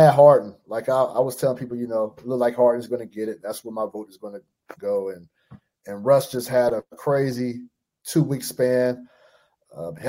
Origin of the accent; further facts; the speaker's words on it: Fresno, California, United States; moved away as an adult; also born or lived in Portland, Oregon / Cleveland, Ohio; I'm from California, born and raised Fresno, California.